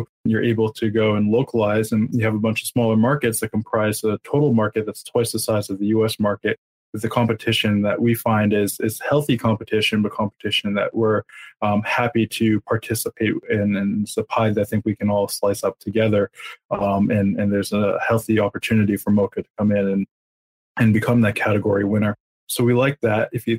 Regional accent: Montreal, Quebec, Canada; We're from Montreal. That's what we do. We've been multilingual since day one. We're born and bred.

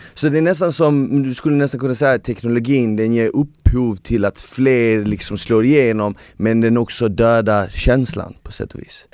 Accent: Malmö, Skåne, Sweden; also born or lived in Bosnia; jag växte upp på Rosengård när jag var ja. yngre

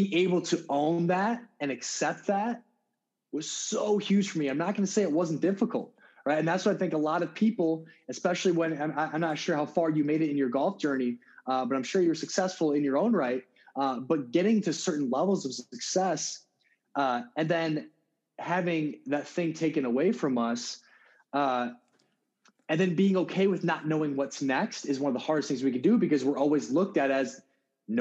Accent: South Dakota, United States; I'm a guy from South Dakota

